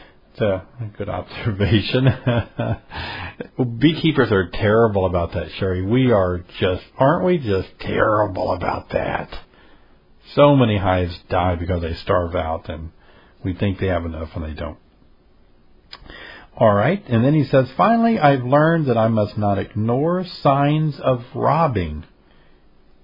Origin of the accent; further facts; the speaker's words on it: Tennessee, United States; my home state of Tennessee